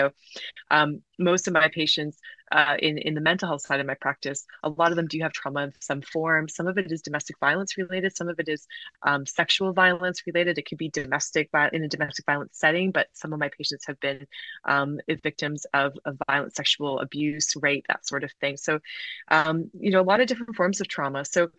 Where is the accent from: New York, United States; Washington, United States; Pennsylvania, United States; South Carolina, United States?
South Carolina, United States; I grew up in the southern United States. I'm Canadian and British, but my dad worked in the States for many years, and I grew up in South Carolina, so very conservative state.